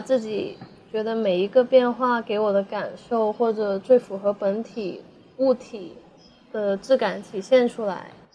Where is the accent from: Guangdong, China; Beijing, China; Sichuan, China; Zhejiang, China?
Guangdong, China; Shenzhen; 我一直都在，呃，深圳这边